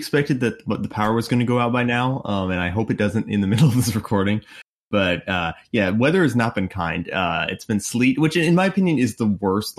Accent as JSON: {"language": "English", "region": "Illinois", "country": "United States", "tie": "born or raised there", "said": "so I grew up in Illinois"}